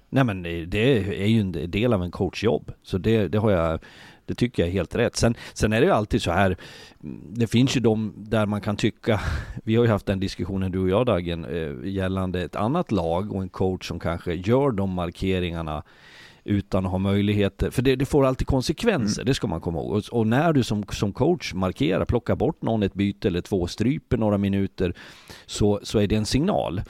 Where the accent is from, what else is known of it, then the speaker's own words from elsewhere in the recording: Leksand, Dalarna County, Sweden; jag bor i Leksand, jag kommer från Leksand